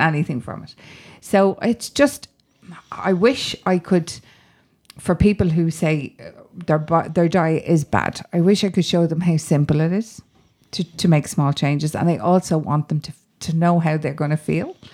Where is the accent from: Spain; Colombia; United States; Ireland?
Ireland; Dublin, Leinster; I grew up on Grand Canal Street up the road there